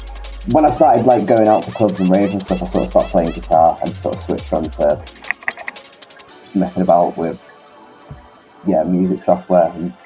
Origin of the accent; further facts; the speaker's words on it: Birmingham, West Midlands, United Kingdom; Yeah, I'm from Birmingham originally.